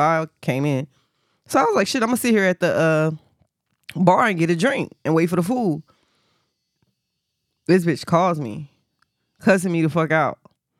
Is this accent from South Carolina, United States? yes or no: yes; South Carolina, United States; now in New Jersey, United States; I'm in Jersey. I came from South Carolina. I have no family there.